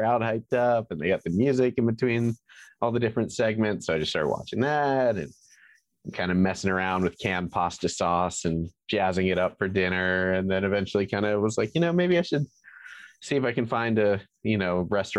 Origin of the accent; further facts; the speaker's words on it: Atlanta, Georgia, United States; I've been in Atlanta since I was three, so I feel like that's about as Atlantan as it gets.